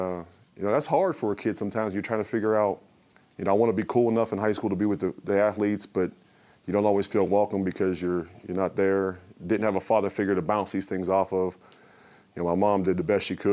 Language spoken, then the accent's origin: English; Pittsburgh, Pennsylvania, United States; I grew up in Pittsburgh